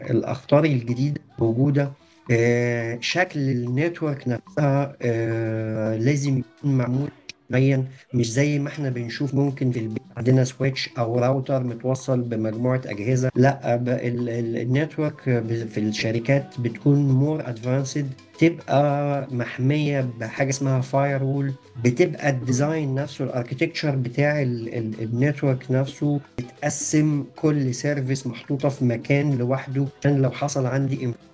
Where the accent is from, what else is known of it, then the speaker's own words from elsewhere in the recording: Egypt; عندنا في مصر